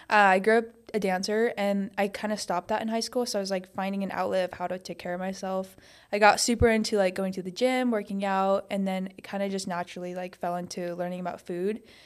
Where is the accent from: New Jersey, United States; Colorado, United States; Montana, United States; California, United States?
Montana, United States; moved away as an adult; now in Arizona, United States; I grew up in Montana